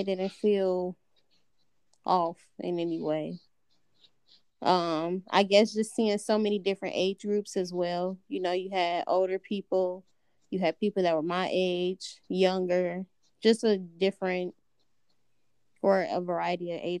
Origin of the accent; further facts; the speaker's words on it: Milwaukee, Wisconsin, United States; growing up in Milwaukee